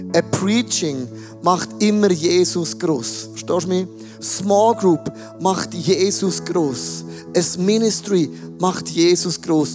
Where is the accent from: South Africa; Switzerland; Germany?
Switzerland; now in Zurich, Switzerland